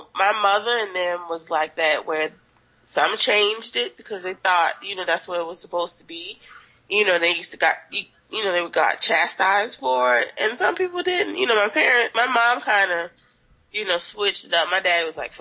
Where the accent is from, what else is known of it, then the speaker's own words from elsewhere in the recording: Charleston, South Carolina, United States; I'm from Charleston